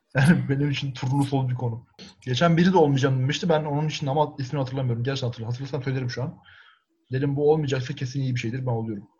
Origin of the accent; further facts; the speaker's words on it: Erzincan, Turkey; ben Erzincanlıyım